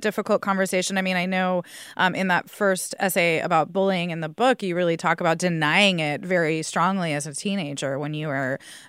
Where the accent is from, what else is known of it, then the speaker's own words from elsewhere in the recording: San Diego, California, United States; In my case, like, I grew up in San Diego, so I always sort of felt like a fraud because I wasn't, you know, like, we didn't speak Spanish.